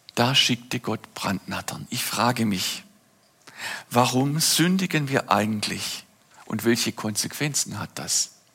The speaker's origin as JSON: {"language": "German", "town": "Oberndorf am Neckar", "region": "Baden-Württemberg", "country": "Germany", "tie": "born or raised there", "said": "Ein Kinderzimmer in meiner Heimatstadt Oberndorf am Neckar im Schwarzwald."}